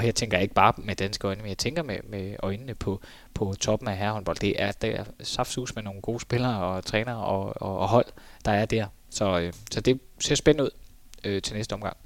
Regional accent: Denmark; som dansker

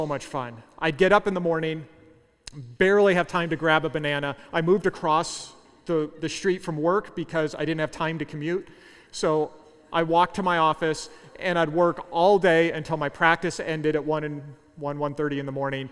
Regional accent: Southern California, United States; moved away as an adult; also born or lived in Central Kansas; I was from Southern California

